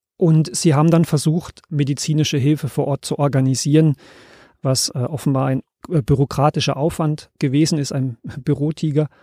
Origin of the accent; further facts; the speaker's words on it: Germany; als Deutsche